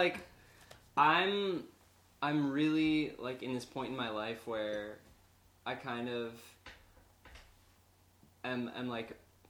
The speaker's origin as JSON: {"language": "English", "town": "Chicago", "region": "Illinois", "country": "United States", "tie": "born or raised there", "said": "I grew up in Chicago"}